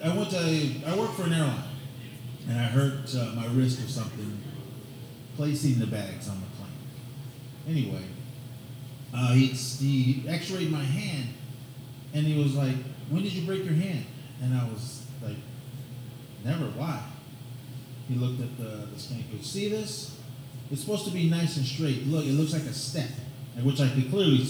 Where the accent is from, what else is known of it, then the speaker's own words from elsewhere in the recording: Oakland, California, United States; moved away; I grew up in Oakland, California.